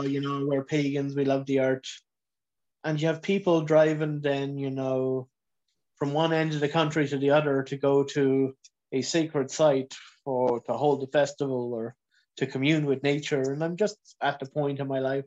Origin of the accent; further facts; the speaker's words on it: Kilcullen, Leinster, Ireland; I grew up in County Kildare, sort of shortly outside of Kilcullen